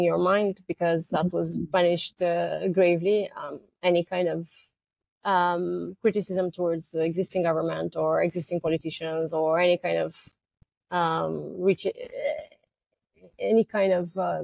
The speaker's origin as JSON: {"language": "English", "country": "Romania", "tie": "born or raised there", "moved": "as an adult", "lives_now": "United States", "said": "I was born in Romania during communism. And I came here 2007 in US"}